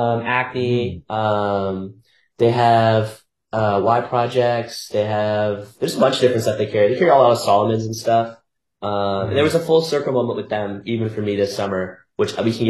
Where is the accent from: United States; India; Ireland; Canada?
Canada; Halifax, Nova Scotia; moved away as an adult; now in Toronto, Canada; I'm originally from Halifax, Nova Scotia, which is like a city on the east coast of Canada. So yeah, I grew up here